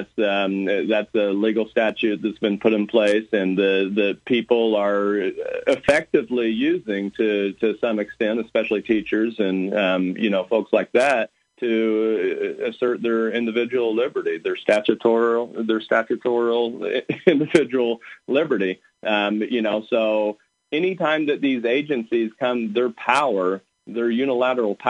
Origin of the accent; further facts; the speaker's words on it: Beecher City, Illinois, United States; Beecher City is my hometown here